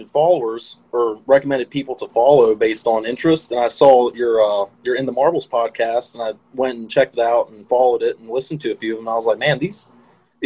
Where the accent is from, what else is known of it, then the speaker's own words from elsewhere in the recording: Louisa, Virginia, United States; I'm originally from Louisa, Virginia, a little town right between Charlottesville